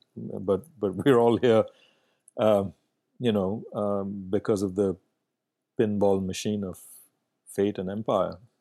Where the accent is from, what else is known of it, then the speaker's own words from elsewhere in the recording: Bangalore, Karnataka, India; first language Kannada; English is a second language; moved away as an adult; now in Vancouver, Canada; growing up in India